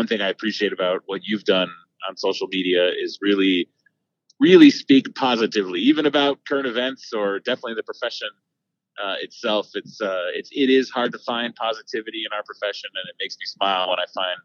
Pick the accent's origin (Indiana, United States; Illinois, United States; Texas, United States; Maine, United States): Texas, United States; Austin; now in Dallas, United States; as a Texan, you grow up a Longhorn when you're from Austin, and that's where I was born and raised